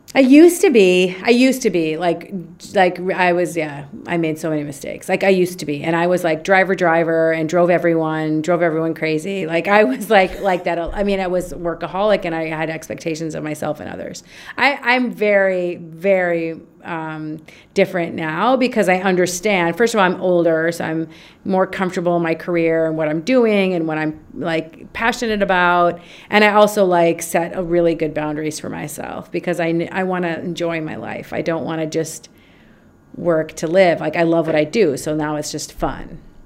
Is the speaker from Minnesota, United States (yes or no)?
yes; Minnesota, United States; moved away as an adult; now in Egypt; Born and raised in Minnesota, okay. undergrad, graduate degree, lived in Minnesota, moved to Minnesota uh, to Egypt when I was 27